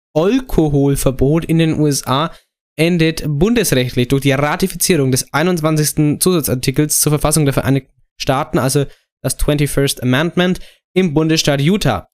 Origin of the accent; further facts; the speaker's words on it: Germany; als Deutscher